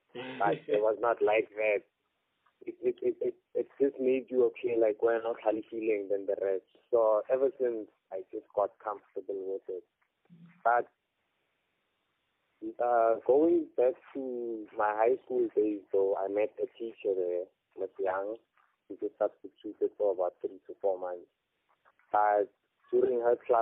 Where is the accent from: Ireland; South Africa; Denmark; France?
South Africa; Kimberley, Northern Cape; moved away; also born or lived in Pretoria; I was born in Kimberley, raised for some time in Kimberley, grew up for some time in Pretoria.